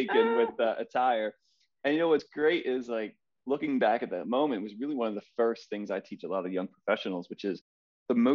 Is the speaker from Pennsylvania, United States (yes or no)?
yes; Philadelphia, Pennsylvania, United States; I grew up in Philadelphia. I'm a lifelong Philadelphian